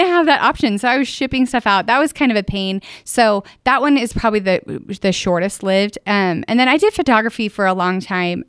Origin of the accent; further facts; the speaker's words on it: northern Utah, United States; also born or lived in Pleasant View, Utah; I actually grew up in a town of, it was about seven hundred people back then, Manaway. So it's in Logan